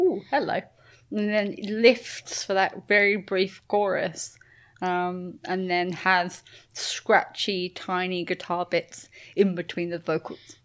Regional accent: United Kingdom; I'm British

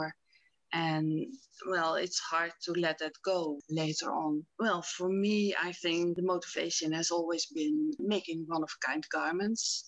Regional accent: Rotterdam, South Holland, Netherlands; I grew up in Rotterdam

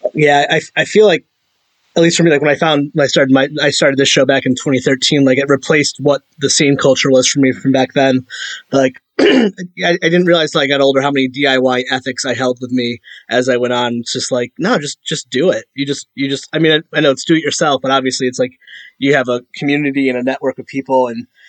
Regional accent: Meriden, Connecticut, United States; I'm from Meriden, Connecticut.

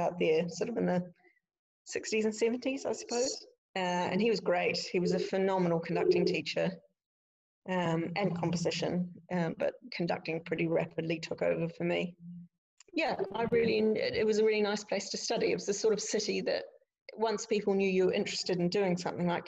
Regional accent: Dunedin, Otago, New Zealand; moved away as an adult; now in Scotland, United Kingdom; I went back home to Dunedin, and which was my hometown

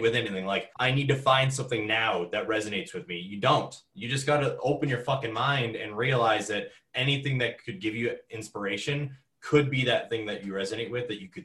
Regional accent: Ontario, Canada; growing up in Ontario

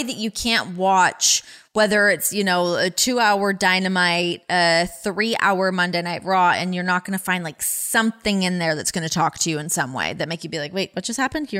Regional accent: Canada; accent: Canadian; You know what? That's like my Canadian accent. It's gone now. I don't know how to conjure it back.

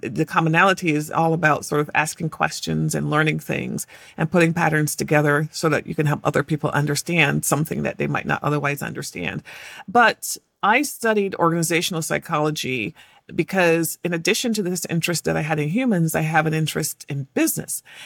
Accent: England, United Kingdom; moved away as an adult; I was born in England and I had this particular accent

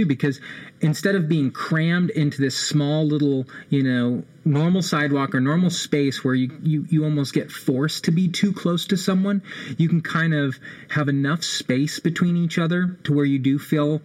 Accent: Austin, Texas, United States; now in Oklahoma City, United States; I'm originally from Austin, Texas

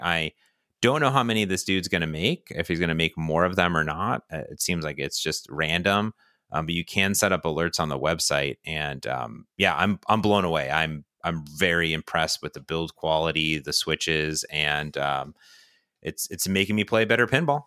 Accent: Ohio, United States; moved away; I grew up in Ohio, next to Cedar Point, America's Roller

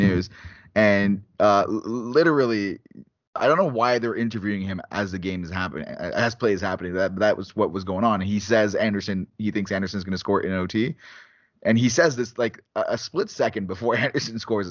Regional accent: Canada; as a Canadian

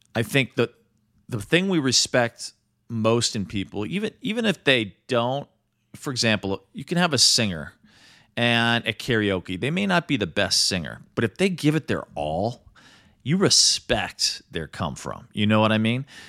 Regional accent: Midwest, United States; also born or lived in New York; now in Los Angeles, United States; growing up in the Midwest.

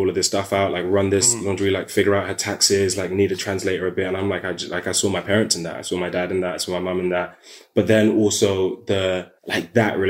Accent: London, United Kingdom; I'm from South London

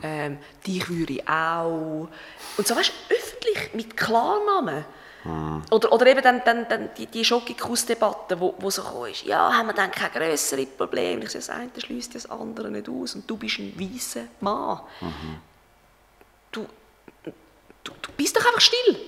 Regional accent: Schaffhausen, Switzerland; moved away; das ist Schaffhausen, das ist mein Heimatort

